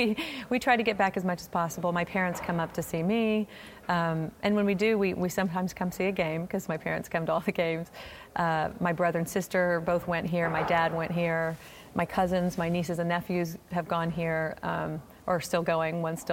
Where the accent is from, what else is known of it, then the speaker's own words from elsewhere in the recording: Oklahoma, United States; We came to a game, and I'm from Oklahoma, so